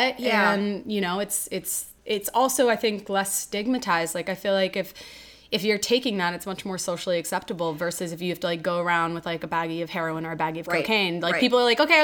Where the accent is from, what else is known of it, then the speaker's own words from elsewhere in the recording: New York City, New York, United States; growing up in New York City